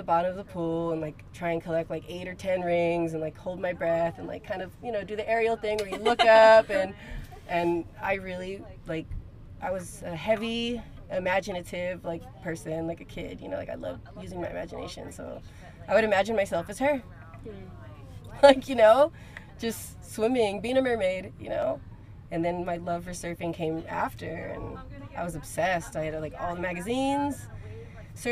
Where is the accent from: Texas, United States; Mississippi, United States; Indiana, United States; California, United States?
California, United States; Moreno Valley; moved away as an adult; now in Newport Beach, United States; I'm from Marina Valley, California.